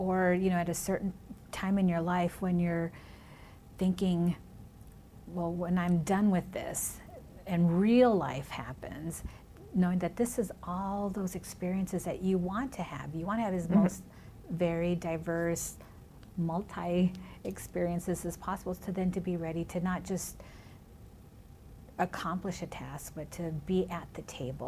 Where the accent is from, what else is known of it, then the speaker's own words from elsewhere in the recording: Minnesota, United States; first language Spanish; English is a second language; also born or lived in California; now in Bloomington, United States; I was born in California, raised in Minnesota, my first language in my home was Spanish